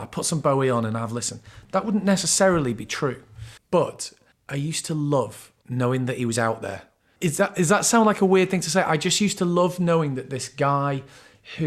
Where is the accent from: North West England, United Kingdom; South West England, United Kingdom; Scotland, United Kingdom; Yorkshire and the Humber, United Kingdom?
North West England, United Kingdom; Bury; I was from Bury, but I'm from sort of, you know, we had all broadly the same accent and like a couple of miles out of Manchester